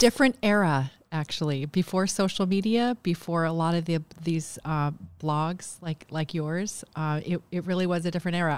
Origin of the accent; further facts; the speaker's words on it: Bethel, Alaska, United States; I am from Bethel. Yes, I'm from the Cusco-Quim River